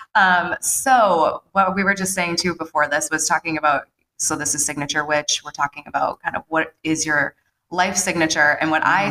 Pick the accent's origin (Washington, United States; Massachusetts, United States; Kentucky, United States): Massachusetts, United States; Dedham; also born or lived in Natick, Massachusetts; Dedham, my hometown, mm-hmm. which I don't know if you knew, I'm 11th generation Dedham